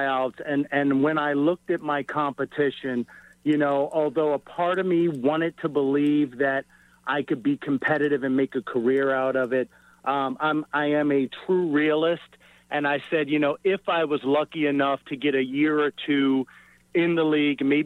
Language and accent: English; Baltimore, Maryland, United States; also born or lived in Kansas; born and raised in Baltimore, high school in Baltimore